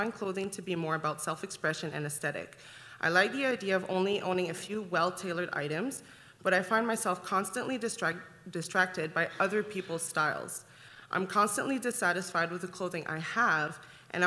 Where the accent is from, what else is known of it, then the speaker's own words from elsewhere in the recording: Ottawa, Ontario, Canada; moved away as an adult; now in Calgary, Canada; I'm originally from Ottawa, and I just moved to Calgary a couple years ago.